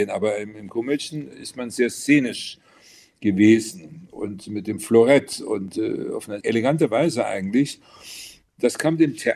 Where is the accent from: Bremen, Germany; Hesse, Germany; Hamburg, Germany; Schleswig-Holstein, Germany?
Hesse, Germany; Alsfeld; Ja, ich bin gebürtiger Hesse in Alsfeld, äh, Oberhessen aufgewachsen